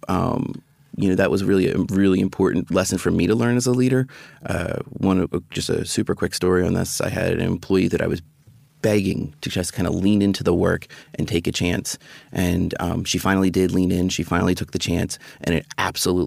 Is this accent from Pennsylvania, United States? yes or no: yes; Philadelphia, Pennsylvania, United States; moved away as an adult; now in Washington, D.C., United States; I'm from Philadelphia